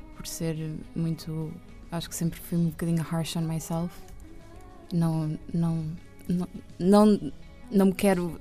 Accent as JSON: {"language": "Portuguese", "town": "Oeiras", "region": "Lisbon", "country": "Portugal", "tie": "born or raised there", "also_born_or_lived": "Benfica, Lisbon / Estoril", "said": "Eu fui viver para Oeiras com a minha mãe"}